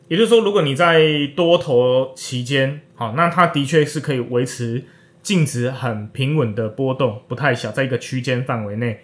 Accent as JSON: {"language": "Chinese", "country": "Taiwan", "said": "我们台湾人"}